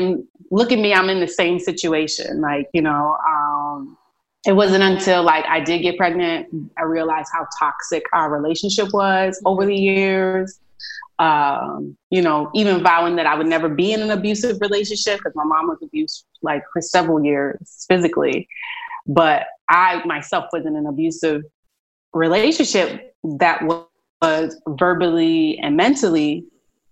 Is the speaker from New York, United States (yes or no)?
yes; New York City, New York, United States; also born or lived in Philadelphia / Boston; now in Texas, United States; I'm originally from Brooklyn, New York, but a big part of me, my heart is in Philadelphia